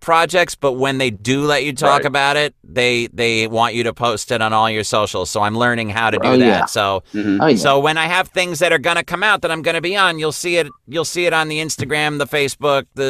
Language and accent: English; Hudson Valley, New York, United States; I grew up in a small town in the Hudson Valley between the Catskill and Shawangunk Mountain